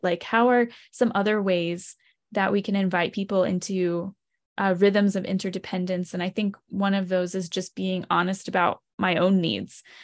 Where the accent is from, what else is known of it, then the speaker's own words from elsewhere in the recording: Lancaster, Pennsylvania, United States; I grew up in Lancaster, Pennsylvania